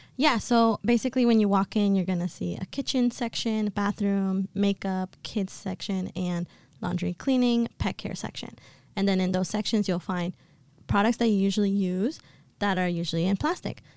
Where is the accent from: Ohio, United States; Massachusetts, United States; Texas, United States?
Massachusetts, United States; Boston; also born or lived in Colombia; I was born in Colombia, but I've been raised and have lived in Boston my entire life.